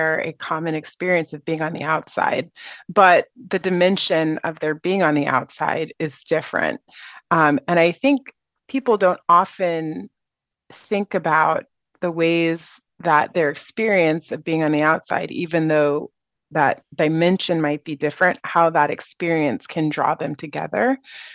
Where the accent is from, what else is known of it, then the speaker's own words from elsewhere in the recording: United States; moved away as an adult; also born or lived in Asia; being an American and being a Black person